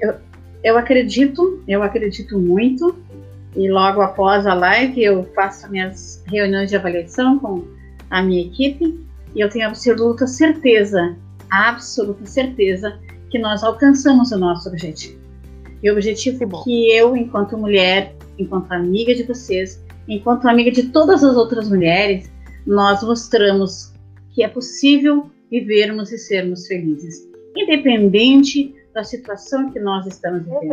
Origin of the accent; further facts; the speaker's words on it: Brazil; Eu sou natural aqui do Boi Morto, da Vila Calduro, né? Minha, minha a, a, a, ali eu nasci, ali eu me criei